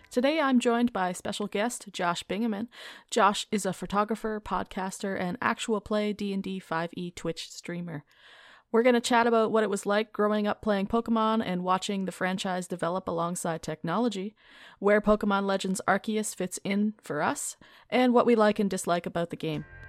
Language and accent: English; Canada; I'm Canadian, and in Canada, we have, like, scholastic book fairs